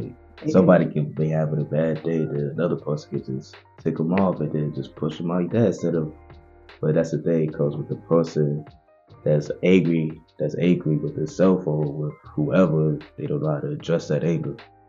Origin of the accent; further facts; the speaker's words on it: New York, United States; now in Virginia, United States; So I'm 18. And I'm originally from New York. Now, I went from New York, I came down to Virginia, went back to New York, and now I'm back in Virginia.